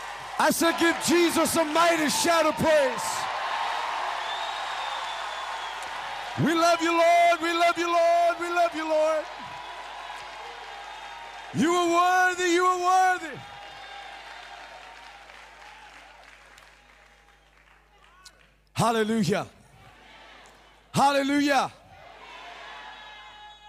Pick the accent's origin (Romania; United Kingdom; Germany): United Kingdom; Sheffield, Yorkshire and the Humber; also born or lived in Cambridge / Rotherham; I'm from the United Kingdom. I was born and raised in Sheffield